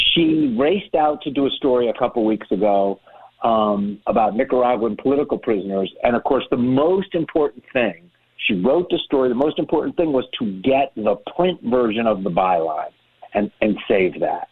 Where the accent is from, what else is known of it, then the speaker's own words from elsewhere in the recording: Miami, Florida, United States; I grew up in Miami.